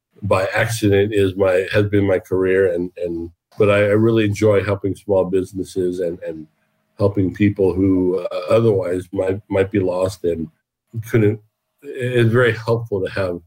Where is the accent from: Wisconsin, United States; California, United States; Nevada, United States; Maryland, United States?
California, United States; Southern; also born or lived in Ohio; we eventually moved to Southern California, where I grew up for the most part of my life